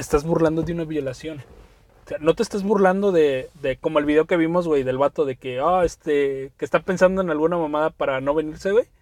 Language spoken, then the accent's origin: Spanish; Mexico; como ciudadano mexicano